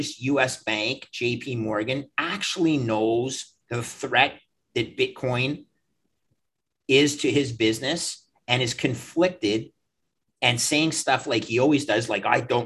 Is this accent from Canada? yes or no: yes; Canada; also born or lived in Toronto; I'm a Canadian